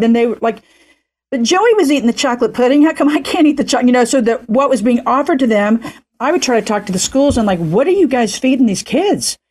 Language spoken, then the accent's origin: English; Oklahoma, United States; now in California, United States; I'm in Podunk City, Oklahoma, where I'm pretty much from